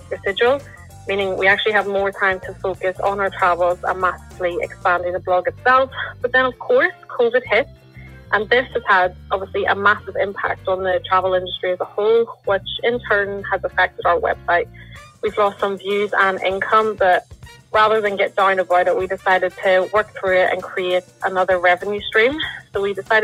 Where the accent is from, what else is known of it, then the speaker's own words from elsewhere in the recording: Lisburn, Northern Ireland, United Kingdom; I'm from Lisburn, Northern Ireland